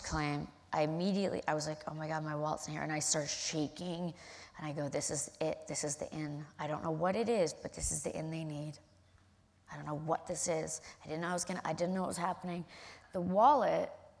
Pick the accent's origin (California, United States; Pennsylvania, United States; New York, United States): California, United States; I'm from California, and I own and invest in a marijuana company.